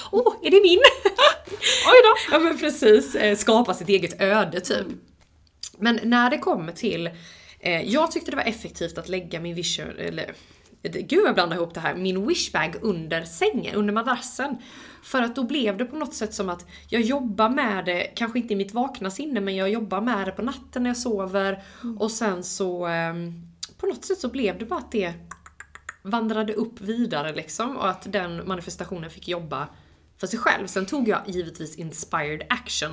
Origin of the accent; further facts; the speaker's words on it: Halmstad, Halland County, Sweden; moved away as an adult; also born or lived in Los Angeles, United States; Jag eh, fick flytta hem till min hemstad, hem till mina föräldrar